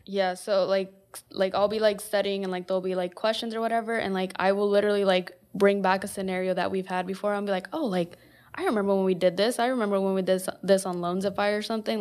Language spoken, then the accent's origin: English; West Point, Nebraska, United States; moved away as an adult; also born or lived in Omaha, Nebraska; I am originally from West Point, which is where Diego and J R from